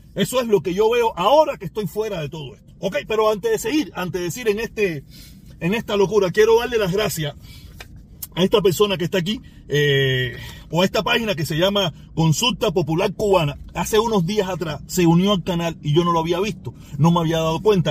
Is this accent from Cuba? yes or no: yes; Cuba; Yo soy cubano